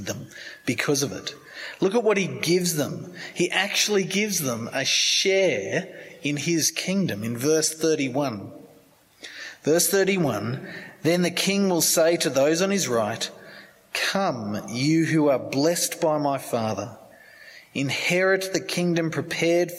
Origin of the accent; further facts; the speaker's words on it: Sydney, New South Wales, Australia; I grew up in Sydney